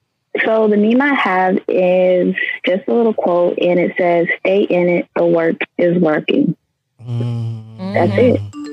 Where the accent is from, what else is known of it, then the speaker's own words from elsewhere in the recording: Miami, Florida, United States; I'm from Miami, born and raised.